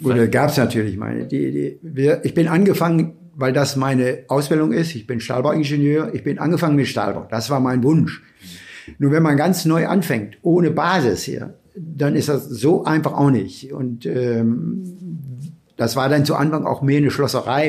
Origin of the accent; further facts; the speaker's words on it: Bielefeld, North Rhine-Westphalia, Germany; Ich bin hier groß geworden, habe Bielefeld natürlich als immer als meine Heimat angesehen